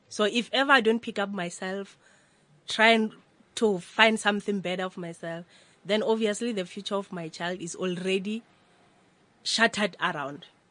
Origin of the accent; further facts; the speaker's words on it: Limpopo, South Africa; moved away as an adult; now in Johannesburg, South Africa; I grew up at Limpopo, rural areas. Mm. Uh, the name of the place is Ratoge.